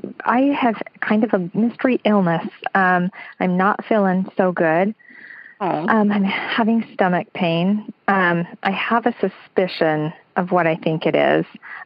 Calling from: St. George, Utah, United States; Utah, St. George, Utah.

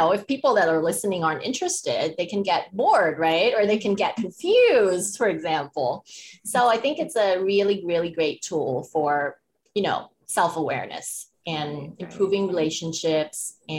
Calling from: Bangkok, Thailand; I'm calling from Bangkok, Thailand.

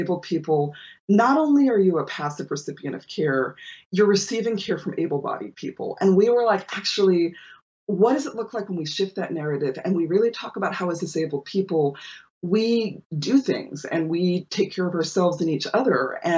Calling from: Toronto, Ontario, Canada; But I'm joining you from Toronto, which is on the territory of the Anishinaabe, Haudenosaunee, Huron Wendat, and Mississauga of New Credit people.

